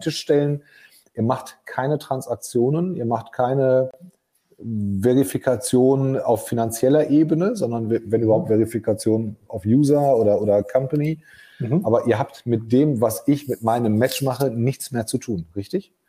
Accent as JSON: {"language": "German", "country": "Germany", "said": "bei uns in Deutschland"}